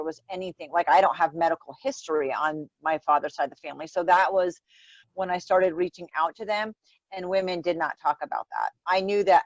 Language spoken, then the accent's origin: English; Rhode Island, United States; I grew up in Rhode Island